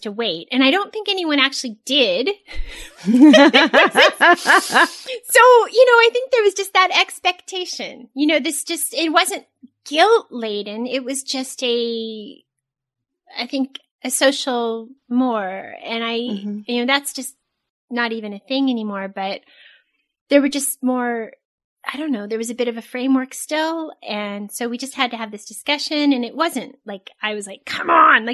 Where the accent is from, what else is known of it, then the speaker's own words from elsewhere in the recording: Southern California, United States; I'm from Southern California